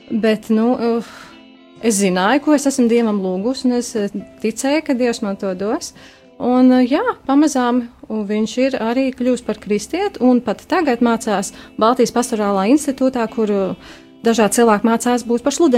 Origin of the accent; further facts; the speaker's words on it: Liepāja, Kurzeme, Latvia; now in Riga, Latvia; Orģināli mēs nākam no Liepājas.